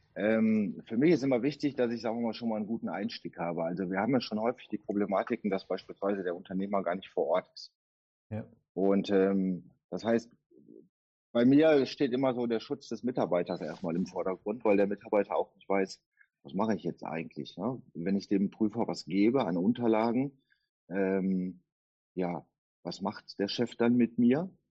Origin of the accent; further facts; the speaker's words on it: Duisburg, North Rhine-Westphalia, Germany; ich komme aus Duisburg